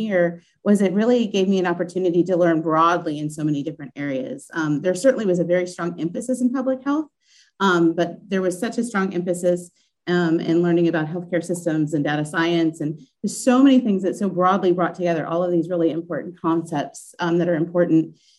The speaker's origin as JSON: {"language": "English", "town": "Kansas City", "country": "United States", "also_born_or_lived": "Pacific Northwest", "moved": "as an adult", "lives_now": "Mississippi, United States", "said": "I am originally from the Kansas City area, trained at University of Missouri in Kansas City"}